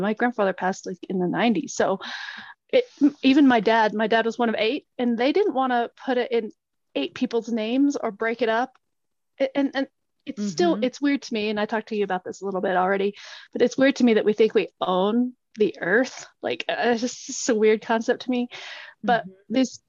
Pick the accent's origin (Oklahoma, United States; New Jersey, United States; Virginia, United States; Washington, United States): Oklahoma, United States; Marietta; I grew up in Marietta, and we live on the, like, my family still has 40 acres of the original land allotment to my dad's grandmother, Hattie Saki, okay, there in Marietta.